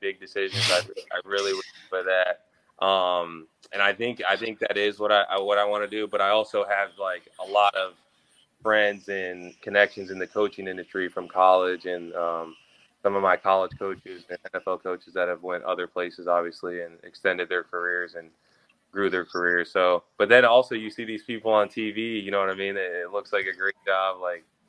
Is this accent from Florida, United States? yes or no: yes; Florida, United States; also born or lived in Illinois; I was born in Illinois and I had moved down to Florida.